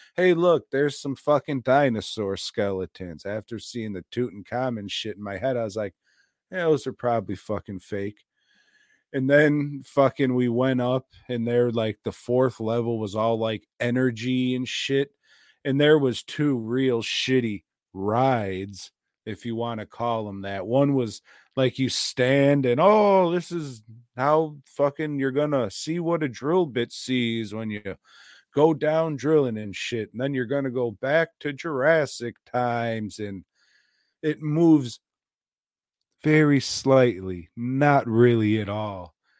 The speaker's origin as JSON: {"language": "English", "country": "United States", "said": "being an American"}